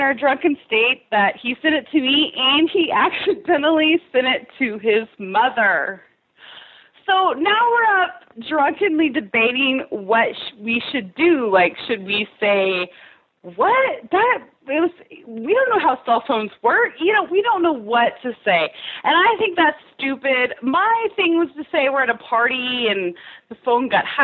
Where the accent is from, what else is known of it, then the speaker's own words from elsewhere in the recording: the Bible Belt, United States; both raised in the Bible Belt